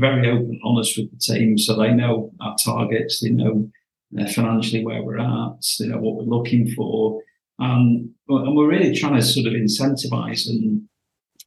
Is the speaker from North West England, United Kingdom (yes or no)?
yes; Cleveleys, near Blackpool, North West England, United Kingdom; I was born and bred in Cleveland